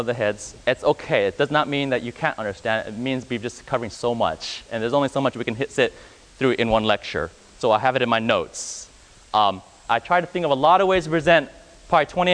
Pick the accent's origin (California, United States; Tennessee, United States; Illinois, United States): California, United States; I grew up in California